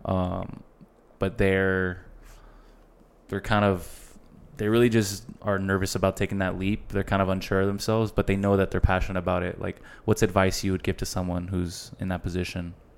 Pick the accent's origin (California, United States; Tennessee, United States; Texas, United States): Texas, United States; El Paso; El Paso is not that big, bro, and we're all from El Paso